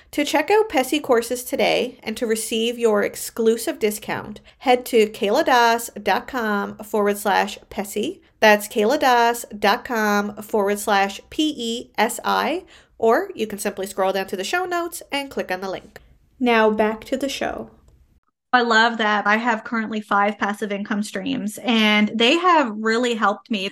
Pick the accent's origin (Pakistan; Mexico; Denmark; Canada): Canada; I am a Canadian social worker